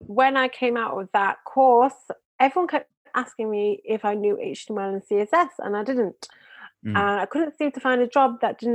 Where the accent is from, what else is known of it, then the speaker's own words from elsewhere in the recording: Manchester, North West England, United Kingdom; now in Israel; I'm originally from England, Manchester, England. I now live in Israel.